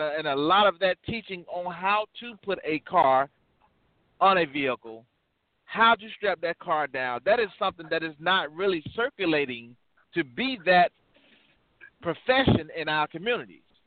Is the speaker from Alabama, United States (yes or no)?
yes; Birmingham, Alabama, United States; I'm originally from Birmingham, Alabama